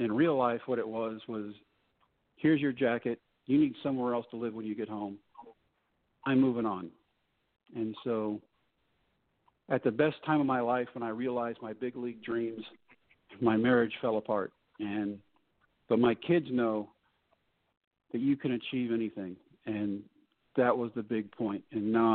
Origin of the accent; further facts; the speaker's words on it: Texas, United States; I'm back in my home state